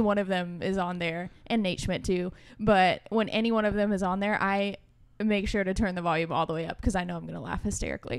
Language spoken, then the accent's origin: English; Northern Virginia, United States; moved away; originally I'm from Northern Virginia.